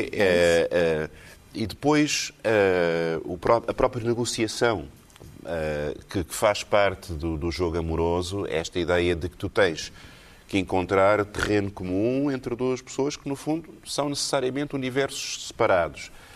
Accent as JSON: {"language": "Portuguese", "country": "Portugal", "also_born_or_lived": "Texas", "said": "tive consciência da minha identidade portuguesa"}